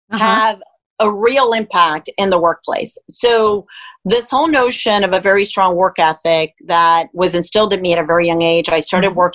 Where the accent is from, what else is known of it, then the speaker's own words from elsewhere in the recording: Miami, Florida, United States; also born or lived in Cuba; And so I ended up growing up in Miami, Florida that's actually where I went to school, but I was raised by a single mom um, with a brother and a sister.